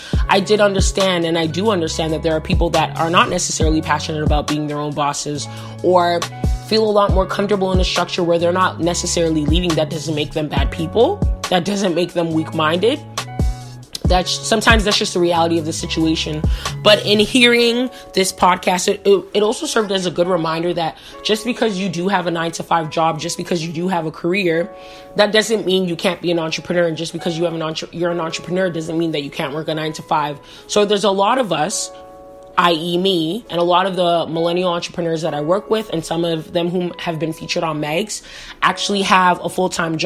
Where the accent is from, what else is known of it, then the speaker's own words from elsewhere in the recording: Canada; I'm Canadian